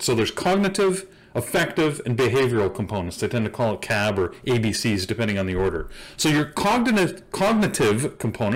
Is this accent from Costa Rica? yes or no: no; Canada; I'm Canadian